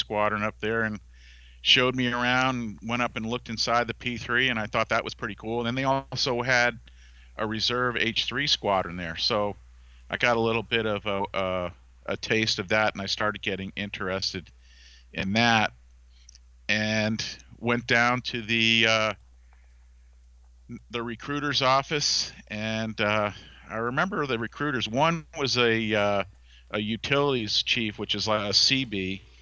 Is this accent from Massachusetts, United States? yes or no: yes; Cape Cod, Massachusetts, United States; I grew up on Cape Cod